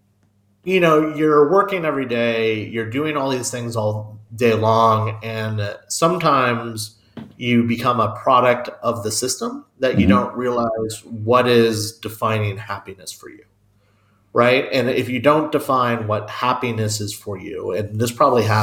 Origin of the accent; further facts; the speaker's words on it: United States; also born or lived in Tucson, Arizona / Kansas; I'm American